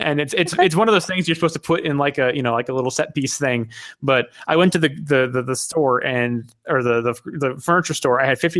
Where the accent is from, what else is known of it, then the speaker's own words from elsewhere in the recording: Hawaii, United States; also born or lived in Japan; I am from Hawaii, and I was born in Japan. I'm half Iranian.